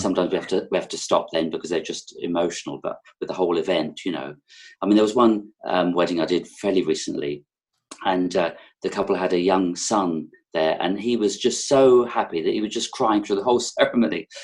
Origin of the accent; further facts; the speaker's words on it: London, United Kingdom; accent: London; moved away as an adult; also born or lived in Sussex; now in Herefordshire, United Kingdom; I'm zooming from Herefordshire in the UK, um, but I've probably got a bit of a London accent because that's where I was born